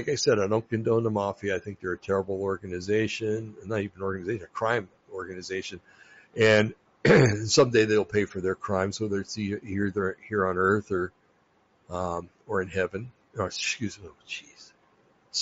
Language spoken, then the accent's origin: English; New Jersey, United States; I come from New Jersey